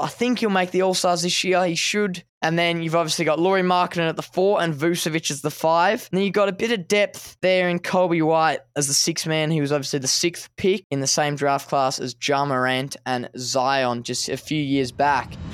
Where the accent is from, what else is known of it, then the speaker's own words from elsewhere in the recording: Australia; I'm from Australia.